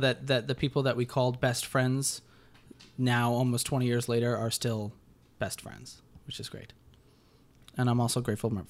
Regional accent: Connecticut, United States; We're both from Connecticut.

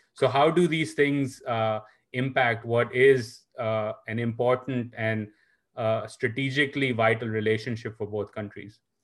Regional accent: Pakistan; now in United States; coming from Pakistan

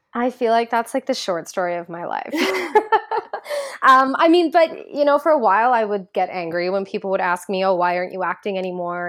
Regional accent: Ajax, Ontario, Canada; moved away as an adult; now in Toronto, Canada; I grew up in Ajax, Ontario

